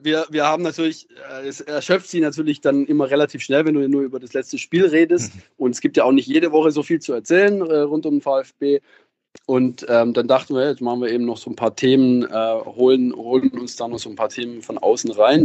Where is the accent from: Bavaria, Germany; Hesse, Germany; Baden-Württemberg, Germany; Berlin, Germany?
Baden-Württemberg, Germany; Ich komme schon aus der Region, ähm, aus, aus dem Südwesten